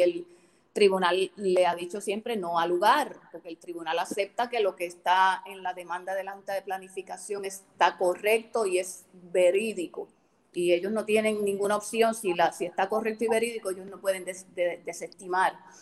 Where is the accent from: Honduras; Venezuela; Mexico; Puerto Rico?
Puerto Rico; Rincón; nacida y criada en Rincón